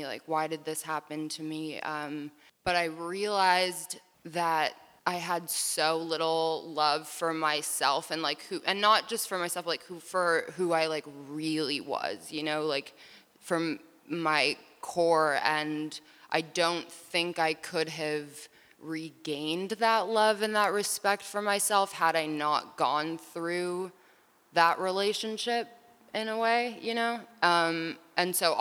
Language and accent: English; New York, United States; We grew up in New York going to a Sufi mosque in Tribeca